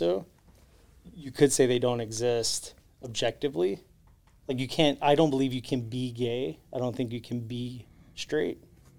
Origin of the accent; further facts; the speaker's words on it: Charlotte, North Carolina, United States; Born and raised in Charlotte. So born and raised here.